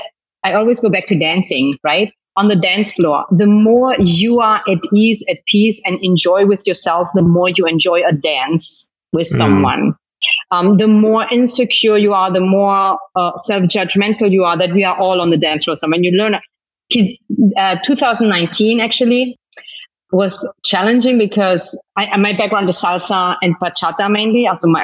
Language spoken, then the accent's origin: English; Germany; accent: German; moved away as an adult; also born or lived in Turks and Caicos; now in Dominican Republic; But I was born and I grew up in Germany. So that's why I have a German accent, but a Spanish name.